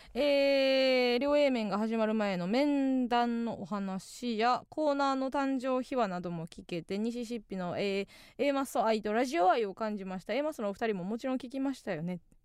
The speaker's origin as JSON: {"language": "Japanese", "area": "Kansai", "region": "Osaka", "country": "Japan", "tie": "born or raised there", "said": "地元大阪関西"}